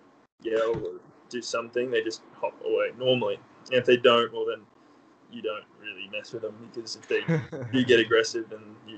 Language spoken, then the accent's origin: English; Australia; moved away as an adult; also born or lived in United States; now in Orlando, United States; I was actually born in the States. My mum's American, dad's Australian, and then I moved over to Australia when I was 9. Lived in Australia from when I was 9 till I was 18